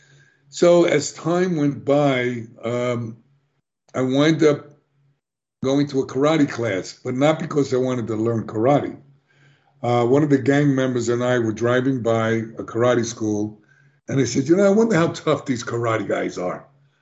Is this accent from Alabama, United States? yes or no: no; New York City, New York, United States; I was born in the South Bronx in one of the worst neighborhoods